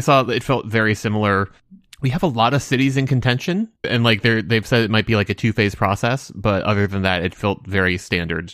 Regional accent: United States; me being an American

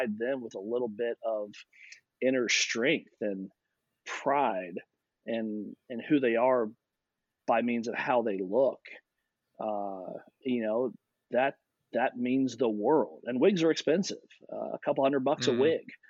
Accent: Louisville, Kentucky, United States; I grew up in Louisville, Kentucky.

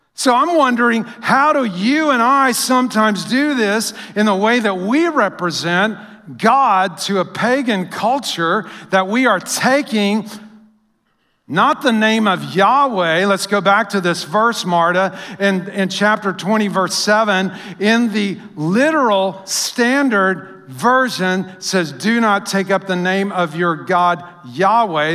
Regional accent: United States; we as Americans

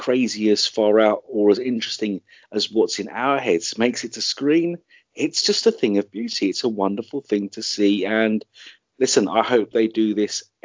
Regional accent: United Kingdom; being a Brit and being based here

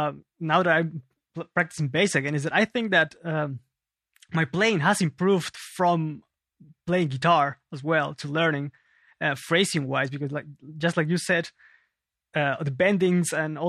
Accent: Lima, Peru; now in Germany; Yes, I was born and raised in Lima, Peru.

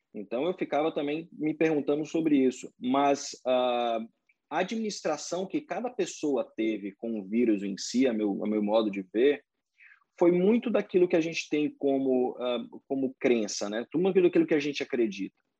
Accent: Salvador, Bahia, Brazil; moved away as an adult; now in Orlando, United States; eu fui criado em escola de inglês em Salvador

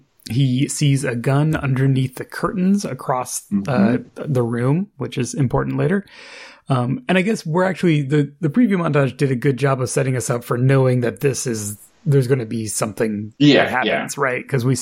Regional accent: California, United States; Being a Californian.

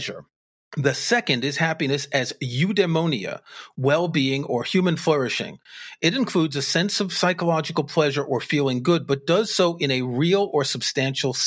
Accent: United States; we're both from the United States

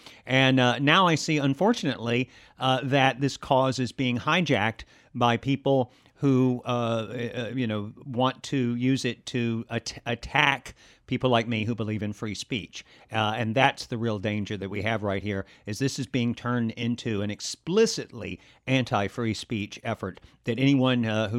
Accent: Alabama, United States; Well, I grew up in the South. I grew up in a county that's considered by some political scientists to be the most southern culturally of any place in the country, any county in the country. And it was in Alabama

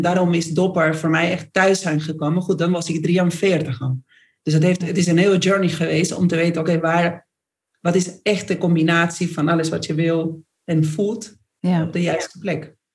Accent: Argentina; accent: Argentine; Dutch is a second language; moved away as an adult; now in Netherlands; ik ben Argentijns, dus hoor je gelijk aan mijn accent.

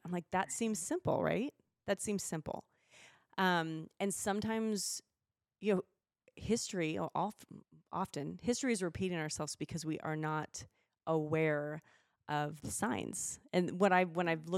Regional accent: Spokane, Washington, United States; now in Idaho, United States; I'm from Spokane

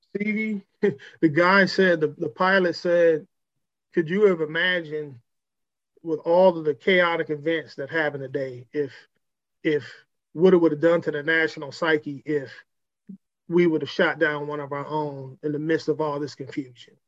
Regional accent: Cleveland, Ohio, United States; I'm from Cleveland.

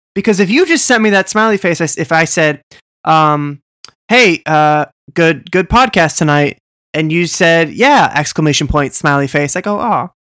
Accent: Boston, Massachusetts, United States; I'm from Boston

